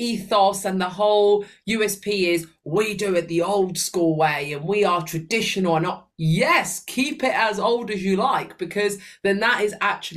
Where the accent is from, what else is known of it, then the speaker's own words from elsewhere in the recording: Sicily, Italy; now in United Kingdom; my hometown, Sicily.